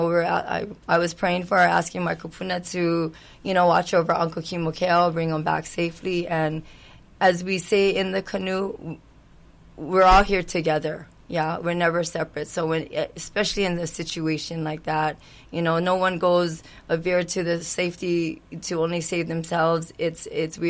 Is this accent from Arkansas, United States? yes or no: no; Kihei, Hawaii, United States; I'm born and raised in Kihei area